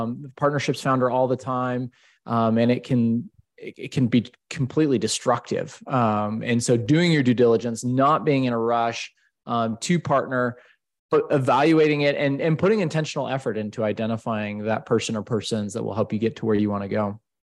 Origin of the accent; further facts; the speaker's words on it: Boise, Idaho, United States; moved away as an adult; also born or lived in Salt Lake City, Utah; now in Denver, United States; I grew up in Idaho in the Boise area on a family farm